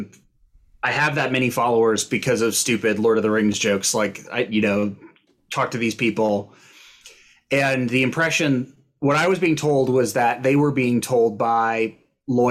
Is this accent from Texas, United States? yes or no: yes; Austin, Texas, United States; moved away; I'm from Austin